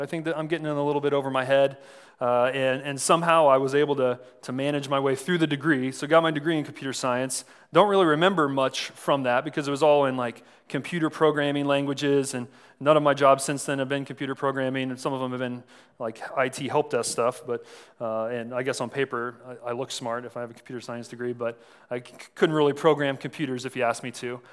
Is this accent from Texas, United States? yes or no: yes; San Antonio, Texas, United States; moved away as an adult; also born or lived in Saint Charles, Missouri; I was born in San Antonio and ended up going to college here in the Midwest